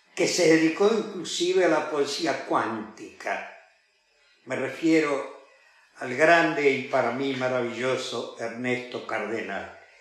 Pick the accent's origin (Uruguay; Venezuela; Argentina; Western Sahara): Argentina; para toda nuestra gente, para la gente que habita la República Argentina